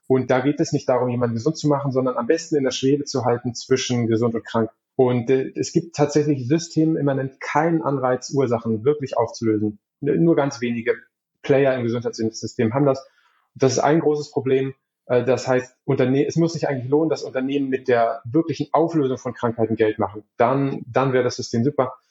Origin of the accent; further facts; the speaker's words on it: Berlin, Germany; moved away as an adult; also born or lived in Hamburg; now in Lübeck, Germany; ursprünglich komme ich aber aus Berlin